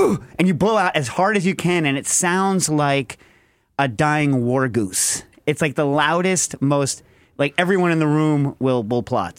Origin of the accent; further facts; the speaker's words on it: United Kingdom; I'm British.